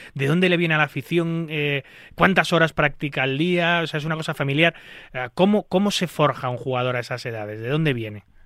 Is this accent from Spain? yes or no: yes; Spain; yo en un país como España